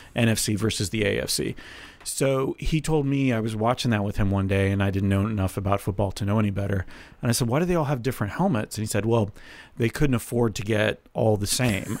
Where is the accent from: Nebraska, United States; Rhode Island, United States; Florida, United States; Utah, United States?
Florida, United States; I grew up in Florida, like Tampa, Jacksonville, Miami